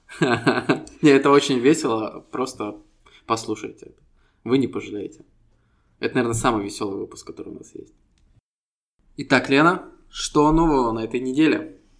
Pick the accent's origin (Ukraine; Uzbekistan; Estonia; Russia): Estonia; мы ребята из Эстонии